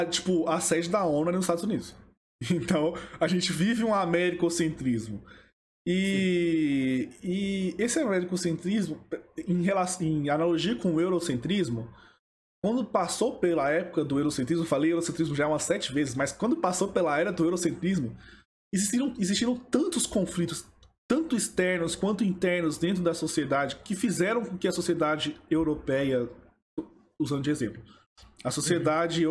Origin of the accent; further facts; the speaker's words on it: Brazil; Eu sou brasileiro